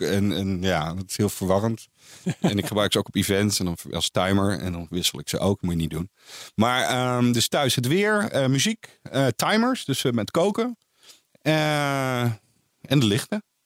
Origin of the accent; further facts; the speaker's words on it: Netherlands; Als Nederlander